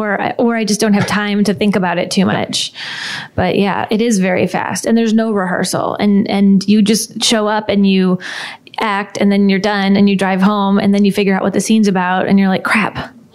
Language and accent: English; Midwest, United States; she's from the Upper East Side of New York, and I am not. I'm from the Midwest